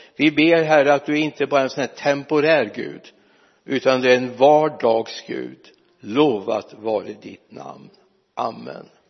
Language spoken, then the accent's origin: Swedish; Mariestad, Västra Götaland, Sweden; also born or lived in Lidköping; är jag inte född i Lidköping jag är född uppe i Mariestad men det är ju nästan Lidköping